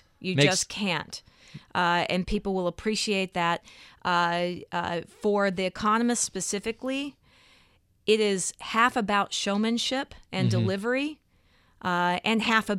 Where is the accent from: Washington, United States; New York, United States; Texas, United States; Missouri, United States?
Texas, United States; It's that I was raised in the South, in Texas, and there's this sense of perpetual optimism.